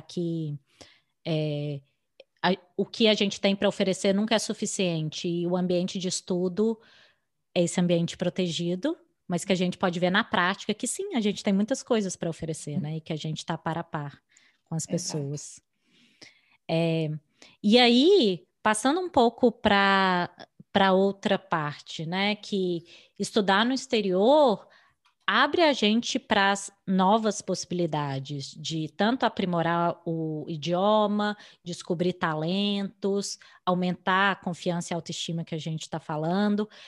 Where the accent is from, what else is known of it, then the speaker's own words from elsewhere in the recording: Brazil; moved away as an adult; now in United States; a gente aprendeu a fazer currículo no Brasil, aprendeu a fazer entrevista uhum. no Brasil